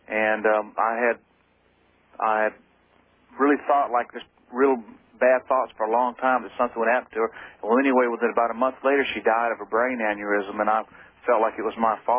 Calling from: Atlanta, Georgia, United States; from Atlanta.

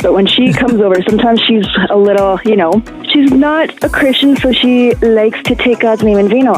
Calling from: Canada

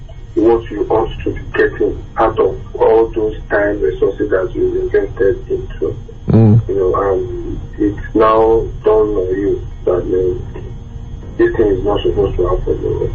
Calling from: Sunnyvale, California, United States

